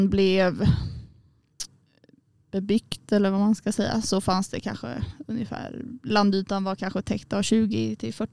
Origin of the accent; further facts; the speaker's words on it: Småland, Sweden; now in Umeå, Sweden; men är från början från Småland.